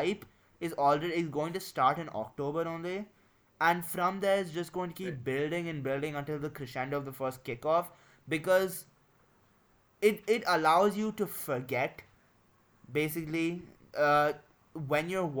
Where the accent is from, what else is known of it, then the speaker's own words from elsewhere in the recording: India; we're both from India, me and Adi